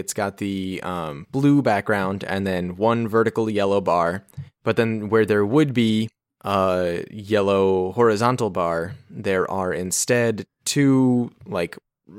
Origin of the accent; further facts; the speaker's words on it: Texas, United States; I'm from Texas, and I went to Varberg.